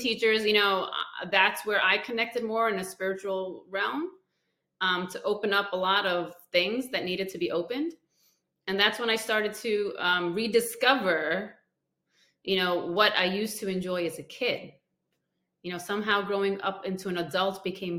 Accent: India; I'm from India

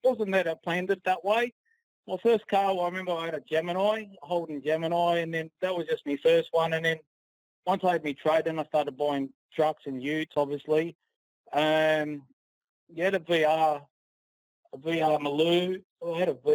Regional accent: Sydney, New South Wales, Australia; I grew up in Housing Commission, Mount Druitt, in a rough area.

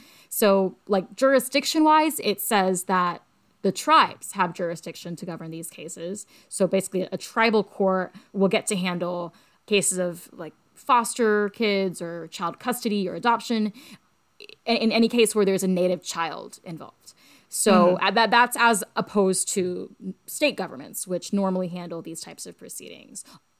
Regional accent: Cherokee County, Appalachia, United States; I grew up as the only South Asian in Cherokee County, Appalachia

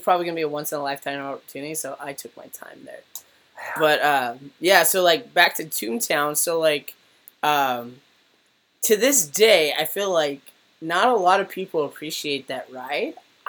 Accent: Southern California, United States; growing up in Southern California

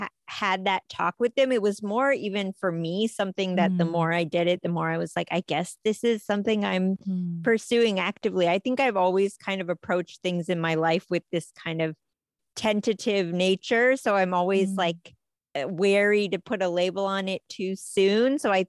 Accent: United States; Yeah, I think I thought of myself as more American, but I think I also thought of the two lives.

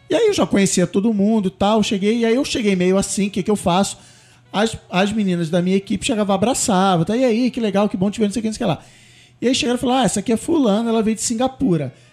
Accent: Brazil; moved away as an adult; also born or lived in Canada / United States; eu sou brasileiro

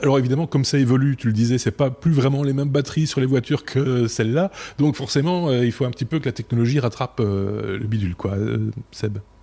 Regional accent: Belgium; près de chez nous, en Belgique

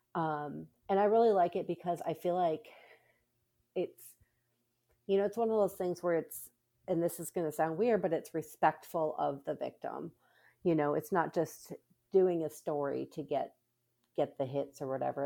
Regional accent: Minnesota, United States; now in Texas, United States; I grew up in Minnesota

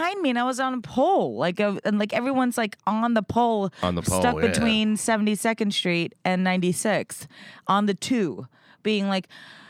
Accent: New York City, New York, United States; When I was 17, I was commuting from the Bronx to Manhattan to my high school.

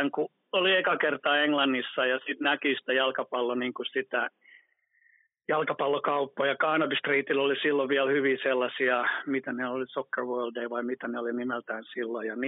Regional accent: Vienna, Austria; born there; Nekin oli asunut ulkomailla ja mäkin olen syntynyt Viinissä ja näin päin pois.

